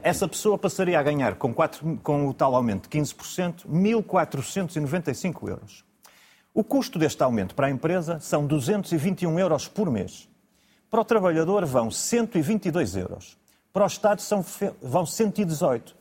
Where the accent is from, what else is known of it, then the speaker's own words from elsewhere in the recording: Braga, Norte, Portugal; Eu sou de Braga, concorro aliás pelo Círculo de Braga